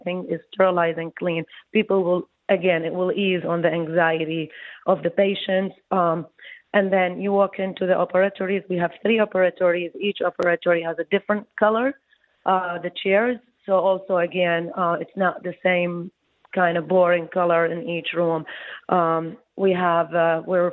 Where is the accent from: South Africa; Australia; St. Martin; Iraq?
Iraq; moved away as an adult; also born or lived in Baghdad, Iraq / New York, United States / New Jersey, United States; now in Detroit, United States; I came from Iraq.